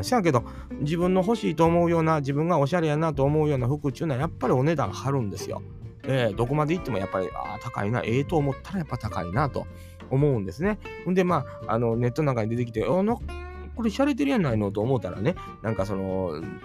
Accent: Kansai, Japan; 関西人やから

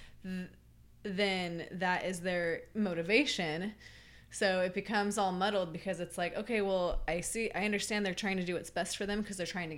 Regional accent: Merced, California, United States; my hometown is Merced

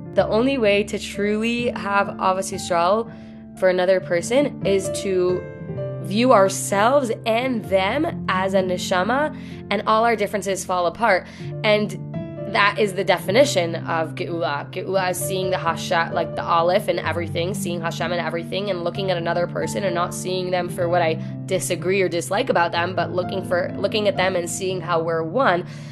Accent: New York City, New York, United States; I'm from the Bronx

